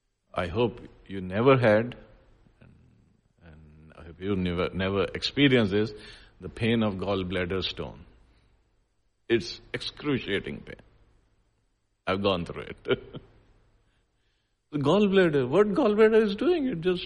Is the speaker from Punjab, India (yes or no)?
yes; Punjab, India; So I am Indian and I am male and I am from India, I am from Punjab.